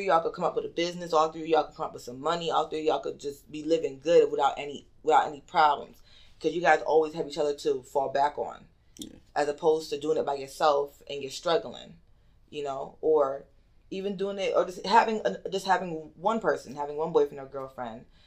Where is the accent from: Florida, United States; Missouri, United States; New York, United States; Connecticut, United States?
Connecticut, United States; Bridgeport; moved away as an adult; now in Georgia, United States; Originally, I am from Connecticut, from Bridgeport